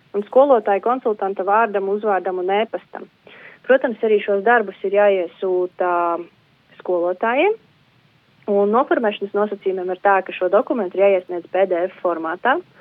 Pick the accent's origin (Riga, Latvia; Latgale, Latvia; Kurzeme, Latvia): Latgale, Latvia; Galēni; moved away; es esmu no Varakļāna novada, tepat līdzās Preļu novadam no Galēniem